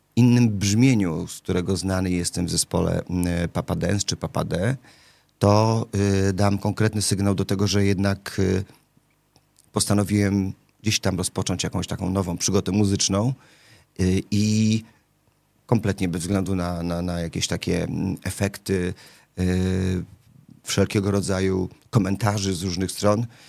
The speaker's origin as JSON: {"language": "Polish", "town": "Łódź", "region": "Łódź Voivodeship", "country": "Poland", "tie": "born or raised there", "moved": "yes", "said": "jestem e, rodowitym łodzianinem, bo tam się urodziłem"}